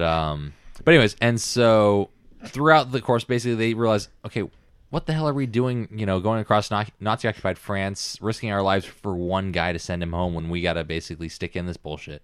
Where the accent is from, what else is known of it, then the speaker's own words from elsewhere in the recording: United States; being an American